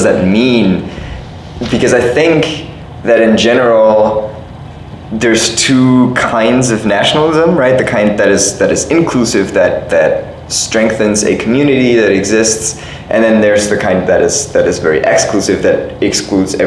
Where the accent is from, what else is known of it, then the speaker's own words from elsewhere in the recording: Germany; moved away as an adult; also born or lived in Italy; now in Cambridge, United States; I don't necessarily really self-identify as super German or super Italian or super European